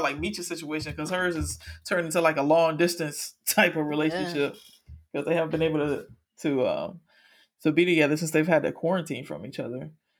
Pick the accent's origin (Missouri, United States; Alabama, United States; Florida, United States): Florida, United States; Miami; I live up here now, but I am from Miami.